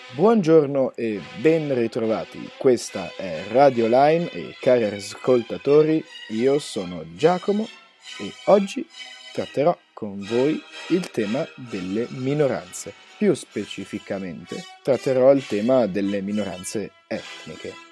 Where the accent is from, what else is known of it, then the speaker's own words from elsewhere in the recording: Ticino, Switzerland; siamo ticinesi